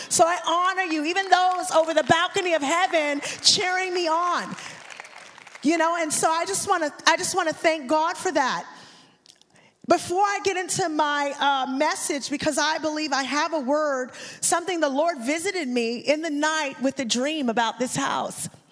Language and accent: English; Dallas, Texas, United States; I am from Dallas, Texas